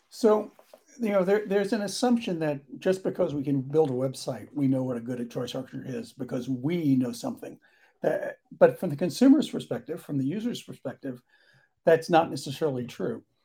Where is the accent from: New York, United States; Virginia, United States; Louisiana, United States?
New York, United States; being a New Yorker, driving cabs